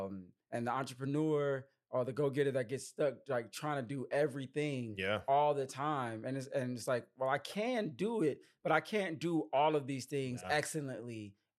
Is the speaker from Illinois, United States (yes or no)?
yes; Chicago, Illinois, United States; You know, I'm from Chicago, you from St. Louis.